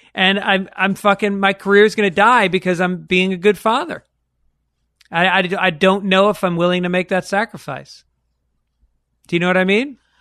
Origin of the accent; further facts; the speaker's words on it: New York, United States; growing up in New York, going to public schools